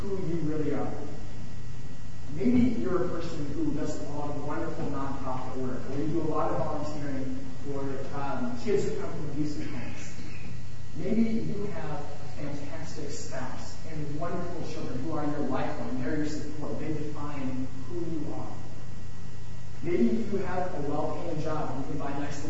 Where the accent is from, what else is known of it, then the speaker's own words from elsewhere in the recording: Iowa, United States; now in California, United States; I'm from Iowa originally